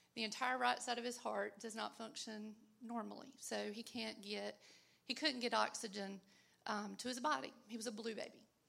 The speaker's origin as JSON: {"language": "English", "region": "North Carolina", "country": "United States", "said": "I'm from North Carolina"}